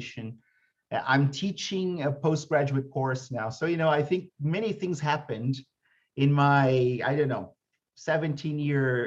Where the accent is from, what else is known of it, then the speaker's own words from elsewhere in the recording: Brazil; I came back to Brazil